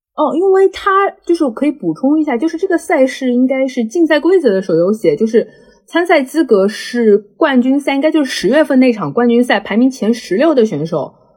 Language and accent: Chinese; China; 我们中国人